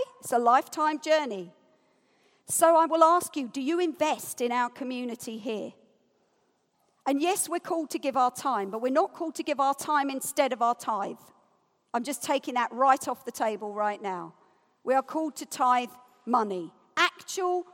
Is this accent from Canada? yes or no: no; United Kingdom; I'm British as well